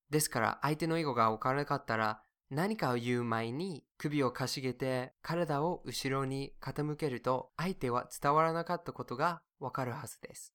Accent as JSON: {"language": "English", "town": "Frankfurt", "region": "Hesse", "country": "Germany", "tie": "born there", "said": "Oh, I was born. I was born in Frankfurt"}